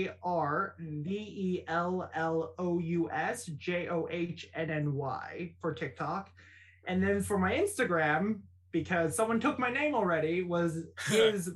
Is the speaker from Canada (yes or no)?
yes; Canada; I'm Chinese Canadian